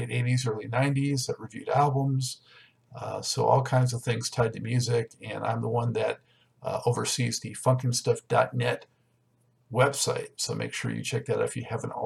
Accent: Los Angeles, California, United States; I was born in Los Angeles, lived most of my life there

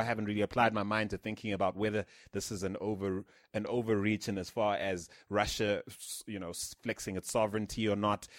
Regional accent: Philippines; moved away; a university campus I grew up on in the Philippines when I was much younger

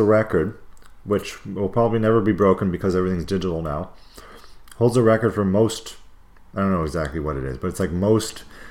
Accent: Canada; I love being a Canadian.

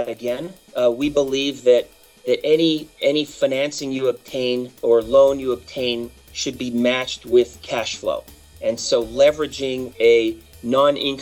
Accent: Canada; now in United States; being a Canadian at birth, although I'm a U.S. citizen now

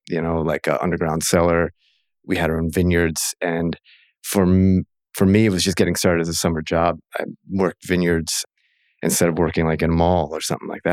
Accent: Maryland, United States; now in Oregon, United States; in Maryland, of all places, which is where I grew up.

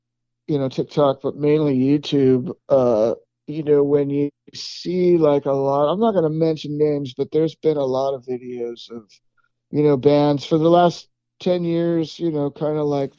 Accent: West Coast, United States; now in Texas, United States; Look, I'm from the West Coast.

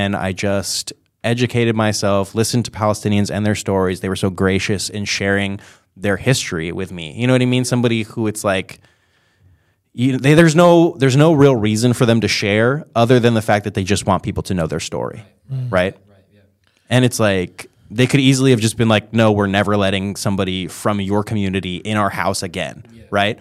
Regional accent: New York, United States; I was born in New York.

